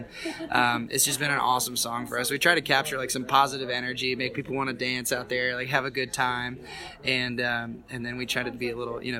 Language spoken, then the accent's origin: English; Austin, Texas, United States; So Cody and I are born and raised in Austin, Texas.